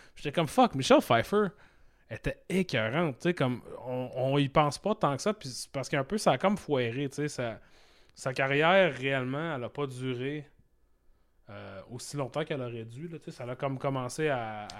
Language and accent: French; Saguenay, Quebec, Canada; je viens du Saguenay, mon frère aussi